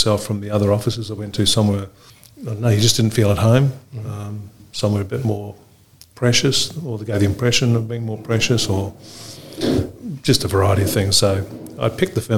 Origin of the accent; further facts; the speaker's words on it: Fiji; also born or lived in Auckland, New Zealand; now in Australia; I grew up originally in Fiji. Parents moved to Auckland, did the law degree in Auckland